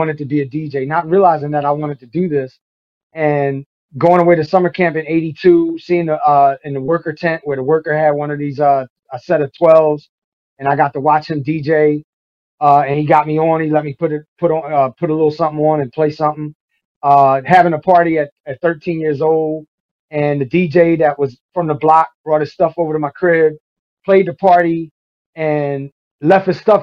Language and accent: English; New York City, New York, United States; moved away as an adult; also born or lived in Boston; came back down to Brooklyn. And I grew up there until I was in college